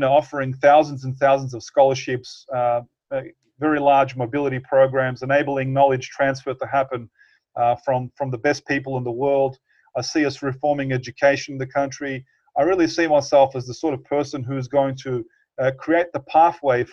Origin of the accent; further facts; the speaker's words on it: Bosnia & Herzegovina; moved away; I definitely want to live in my home country